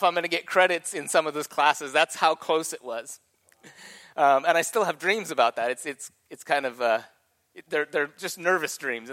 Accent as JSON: {"language": "English", "region": "California", "country": "United States", "tie": "born or raised there", "moved": "yes", "said": "I was born in Secret Valley, California"}